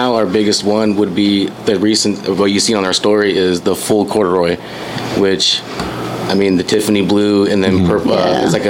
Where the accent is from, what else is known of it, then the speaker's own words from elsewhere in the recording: San Diego, California, United States; I am also from San Diego.